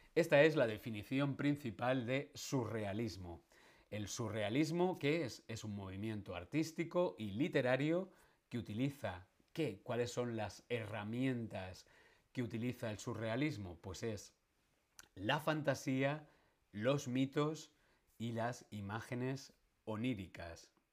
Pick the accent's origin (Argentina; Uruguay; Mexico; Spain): Spain; Madrid, Community of Madrid; Yo soy madrileño. Nací en Madrid